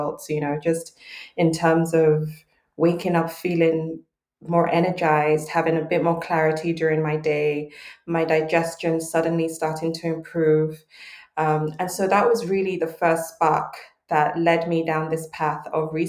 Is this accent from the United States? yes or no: no; Lagos, Nigeria; I was born and raised in Lagos, Nigeria, grew up eating home-cooked, flavorful meals